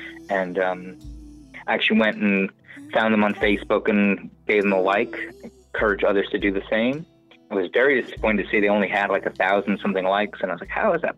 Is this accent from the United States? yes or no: yes; New York City, New York, United States; moved away as an adult; now in Richmond, United States; I'm an East Coast guy. I grew up in New York City, spent the first 30 years of my life there, and I've lived, sort of bounced around over the last, 8 years, but I've still maintained most of my time on the East Coast.